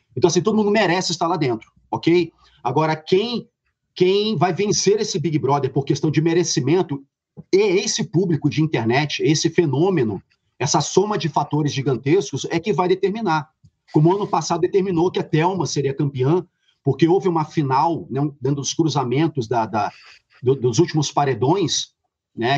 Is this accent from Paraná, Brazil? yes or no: no; Rio de Janeiro, Brazil; Eu sou, sou carioca, sou do subúrbio